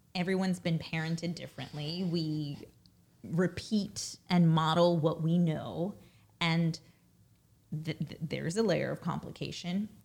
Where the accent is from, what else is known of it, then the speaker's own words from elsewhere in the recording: New York City, New York, United States; first language Russian; English is a second language; I was born in Brooklyn, raised in Brooklyn